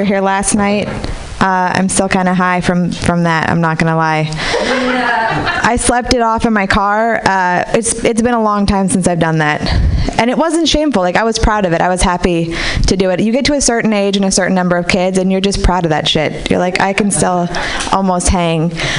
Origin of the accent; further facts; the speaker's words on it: Marin City, California, United States; I grew up in Marin City, and I feel like I'm the only person who celebrated Kwanzaa every year here, right?